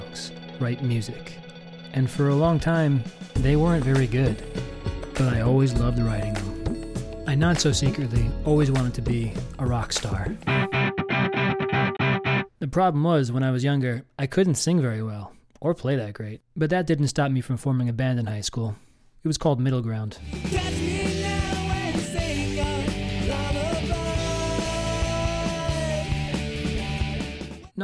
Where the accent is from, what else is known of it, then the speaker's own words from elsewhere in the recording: New York, United States; also born or lived in South Africa; now in Portland, United States; They're both from New York, just like me, and we all came out west at different times